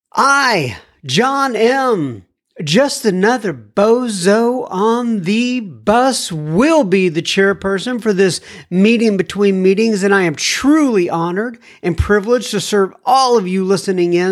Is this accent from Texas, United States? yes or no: yes; Texas, United States; I wasn't born in Texas, but I got here when I was like uh, I don't know five years old